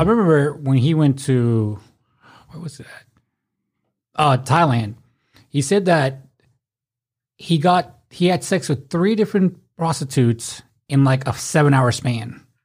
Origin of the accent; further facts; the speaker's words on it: Memphis, Tennessee, United States; we're from Memphis